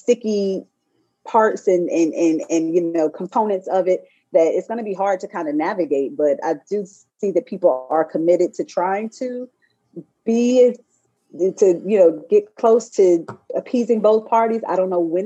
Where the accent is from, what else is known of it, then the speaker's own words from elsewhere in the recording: High Point, North Carolina, United States; I'm from North Carolina.